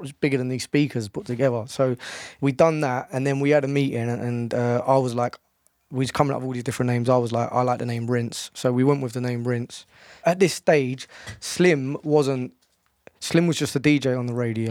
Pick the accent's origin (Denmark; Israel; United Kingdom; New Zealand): United Kingdom; London; I'm from Bow